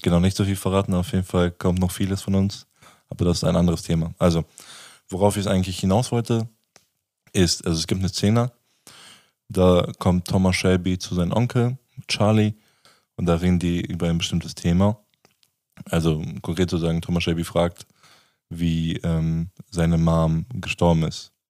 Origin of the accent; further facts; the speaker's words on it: Germany; Ich bin ja in Deutschland geboren